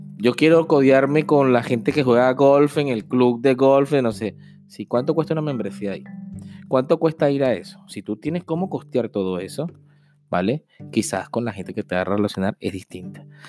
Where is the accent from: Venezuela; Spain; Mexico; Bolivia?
Venezuela; moved away as an adult; como muchos venezolanos